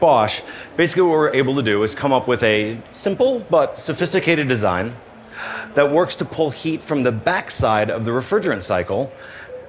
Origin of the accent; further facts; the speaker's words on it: Chicago, Illinois, United States; I come from Chicago